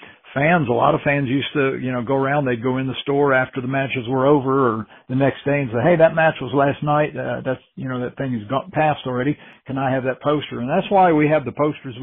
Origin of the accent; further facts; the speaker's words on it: Florida, United States; now in Tennessee, United States; I grew up in Florida